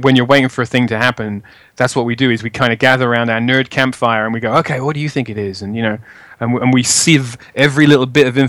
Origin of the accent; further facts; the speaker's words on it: London, United Kingdom; I'm from Edmonton in North London.